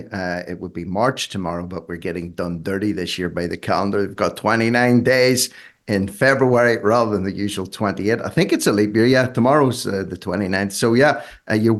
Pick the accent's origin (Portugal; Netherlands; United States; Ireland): Ireland; I'm Irish